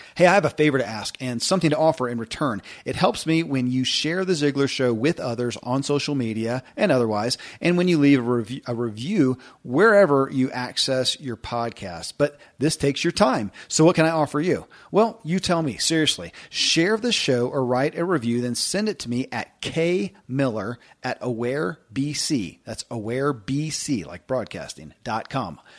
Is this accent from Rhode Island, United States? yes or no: no; Kentucky, United States; born or raised there